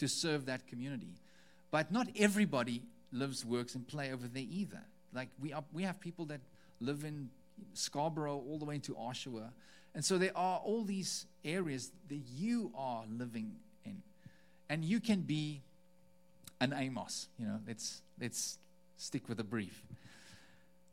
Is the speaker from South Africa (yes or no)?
yes; South Africa; moved away; As a South African, someone who, I mean, we've just spent 3 weeks in South Africa, in our home country